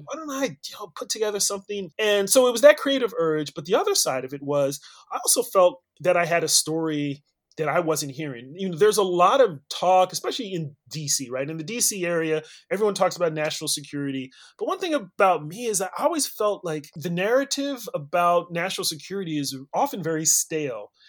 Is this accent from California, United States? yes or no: yes; California, United States; also born or lived in Nigeria; I was born and raised in California